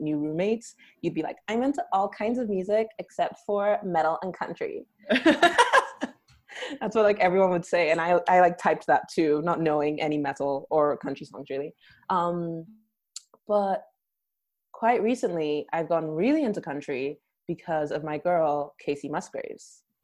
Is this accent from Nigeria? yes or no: yes; Nigeria; now in United States; I'm Nigerian, and then I naturalized to the U.S. Uh, in 2015